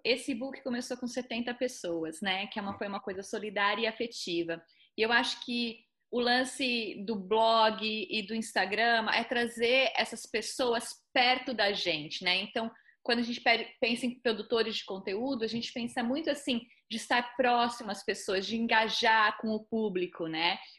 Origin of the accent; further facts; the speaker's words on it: Southeast Brazil, Brazil; eu sou do Sudeste